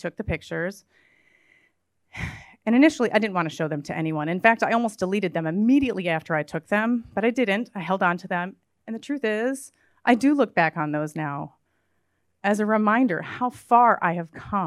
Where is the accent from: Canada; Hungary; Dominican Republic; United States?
United States; Midwest; I grew up in the Midwest